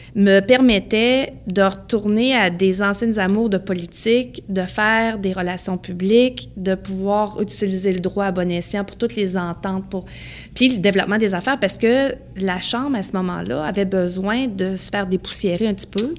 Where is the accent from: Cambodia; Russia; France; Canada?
Canada; Beauce, Quebec; j'ai grandi dans la Beauce.